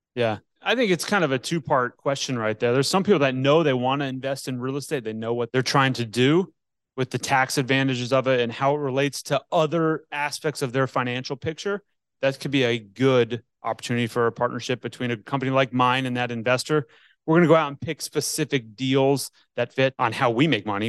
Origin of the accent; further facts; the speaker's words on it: Northeast, United States; now in Atlanta, United States; I grew up in the Northeast